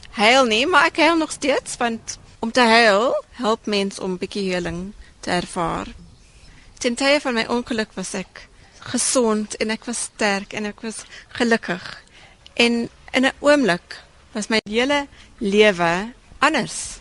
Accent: South Africa; as Suid-Afrikaners is ons uniek

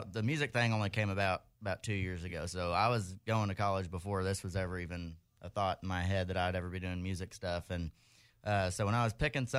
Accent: Dallas, Texas, United States; moved away as an adult; now in College Station, United States; Originally from the Dallas area.

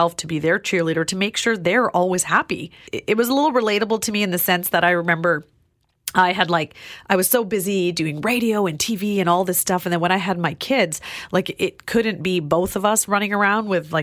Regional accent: Vancouver, British Columbia, Canada; I grew up in Vancouver

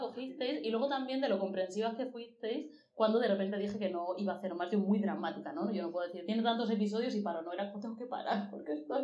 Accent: Murcia, Region of Murcia, Spain; soy de provincia, de Murcia

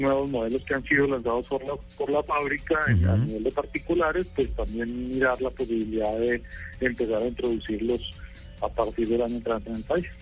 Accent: Colombia; mi país

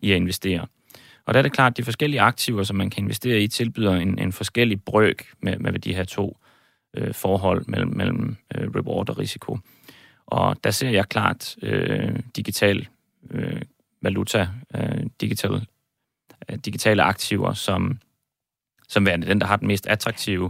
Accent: Aalborg, North Denmark Region, Denmark; moved away as an adult; also born or lived in Copenhagen; now in Cyprus; Jeg er født og opvokset i Aalborg, øh, også boet i København en, en, en årrække

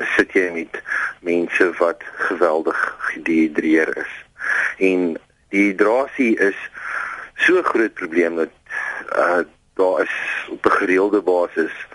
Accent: South Africa; also born or lived in Pretoria; ons as Suid-Afrikaners

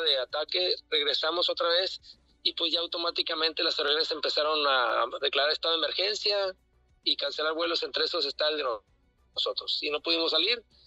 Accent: Sinaloa, Mexico; Somos tres de Sinaloa, siete de, cuatro de Sinaloa

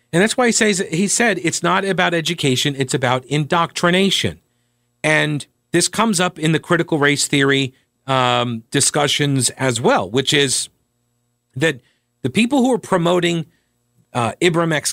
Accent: New York, United States; now in North Carolina, United States; I'm originally from New York

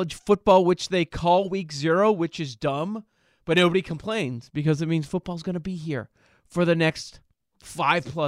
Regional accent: Chicago, Illinois, United States; We grew up in the Chicagoland area

